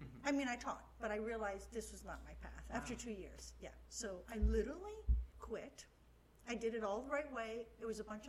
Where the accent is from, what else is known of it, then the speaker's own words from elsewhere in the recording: Miami, Florida, United States; now in West Palm Beach, United States; I'm born and raised in Miami.